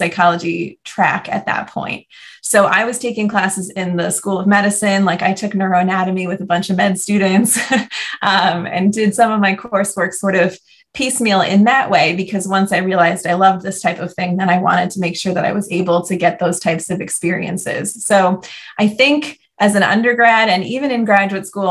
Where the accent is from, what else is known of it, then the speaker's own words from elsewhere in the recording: New Jersey, United States; moved away as an adult; also born or lived in Atlanta, Georgia / Miami, Florida; move home to my home state of New Jersey, and that was very exciting because my whole family is still up here